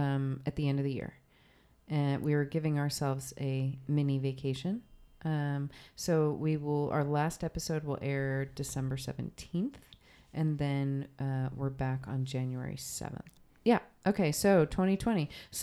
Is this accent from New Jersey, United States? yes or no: yes; New Jersey, United States; I'm from New Jersey. It's plenty cold in New Jersey.